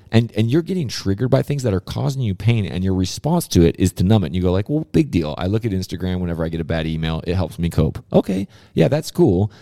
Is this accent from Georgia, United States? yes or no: no; Southern California, United States; being a kid growing up in Southern California